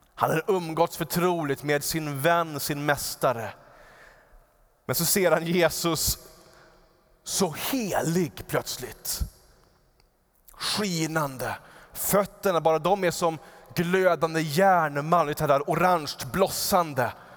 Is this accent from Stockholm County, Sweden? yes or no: yes; Upplands Väsby, Stockholm County, Sweden; där jag växte upp, så eh, utanför vårt fönster så var det en ganska stor äng i Upplands Väsby.